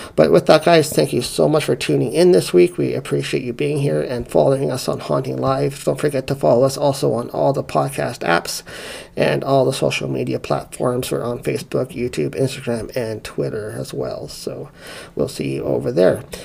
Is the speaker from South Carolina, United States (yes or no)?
yes; South Carolina, United States; I grew up in the Bible Belt in South Carolina